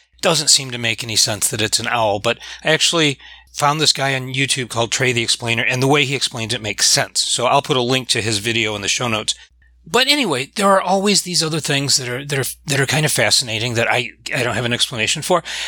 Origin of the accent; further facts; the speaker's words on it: Michigan, United States; I'm from Michigan